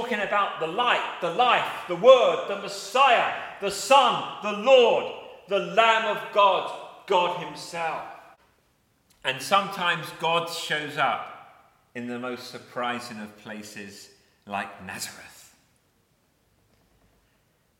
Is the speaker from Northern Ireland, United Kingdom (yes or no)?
no; Eltham, London, United Kingdom; where I was born in Eltham